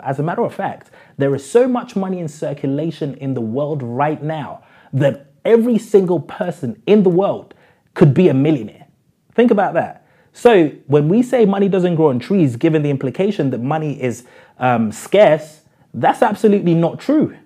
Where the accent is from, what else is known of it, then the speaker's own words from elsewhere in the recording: London, United Kingdom; When I was growing up in South London